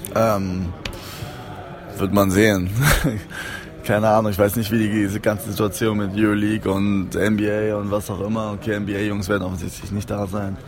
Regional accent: Berlin, Germany; also born or lived in Cologne / Trier; ich bin in Köln geboren, wo meine Mutter und mein Vater gelebt haben. Die haben sich getrennt und ich bin mit meiner Mutter nach Berlin gekommen, äh, weil meine Tante damals hier gewohnt hat. Ja, das war es eigentlich schon seitdem, ich glaube seit ich drei bin oder so, bin ich in Berlin.

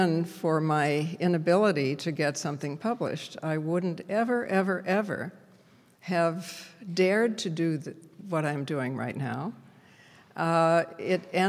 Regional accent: Toledo, Ohio, United States; I come from Toledo

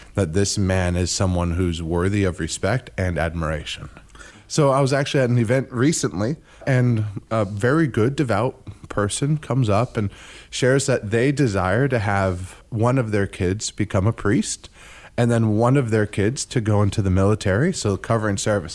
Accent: Zephyrhills, Florida, United States; I grew up in Zephyr Hills

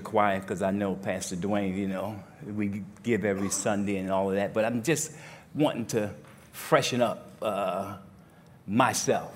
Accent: New Jersey, United States; now in Grand Rapids, United States; I'm from New Jersey

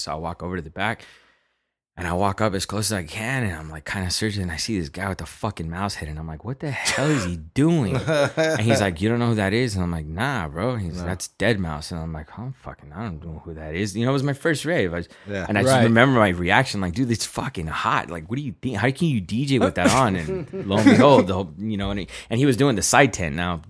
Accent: Los Angeles, California, United States; I grew up in South Central downtown. I went to Rosemont Elementary School.

